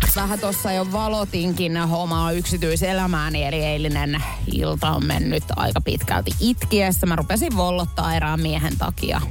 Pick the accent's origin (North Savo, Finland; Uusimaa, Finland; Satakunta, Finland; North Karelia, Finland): Satakunta, Finland; Pori; mä oon Porista